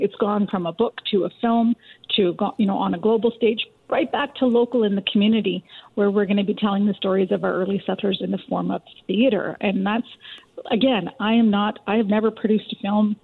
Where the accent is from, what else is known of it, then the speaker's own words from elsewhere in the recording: Richmond, British Columbia, Canada; I grew up in Richmond, BC, in, a, in an immigrant community.